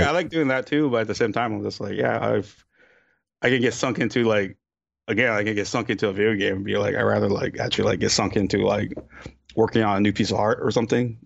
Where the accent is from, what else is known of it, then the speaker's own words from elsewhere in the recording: Hawaii, United States; moved away; I was born in Hawaii